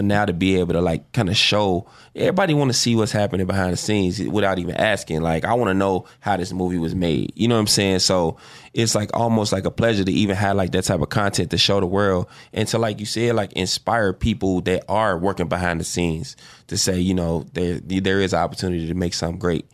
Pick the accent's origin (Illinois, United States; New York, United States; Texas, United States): Illinois, United States; Chicago; South Side, yeah, I grew up on the nine